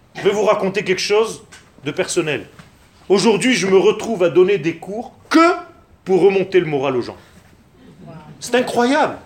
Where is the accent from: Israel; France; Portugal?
Israel; French is a second language; Je suis né en Israël